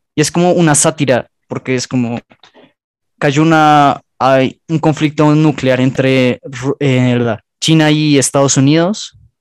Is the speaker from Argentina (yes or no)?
no; Colombia; Somos colombianos